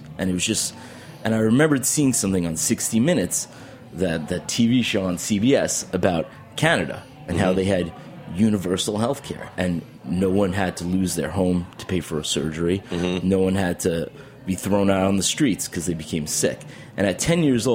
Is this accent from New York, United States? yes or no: yes; Albertson, New York, United States; now in Brooklyn, United States; I grew up in Long Island, New York